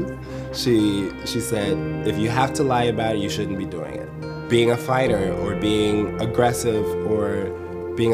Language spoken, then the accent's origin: English; Chicago, Illinois, United States; I'm from Chicago, Illinois